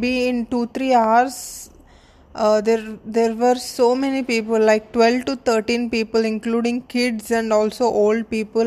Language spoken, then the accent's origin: English; India; I'm from India and I'm a model and an actor